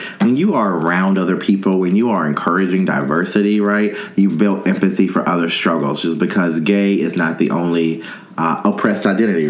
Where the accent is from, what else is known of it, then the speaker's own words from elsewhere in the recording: North Carolina, United States; I grew up in North Carolina, North Carolina.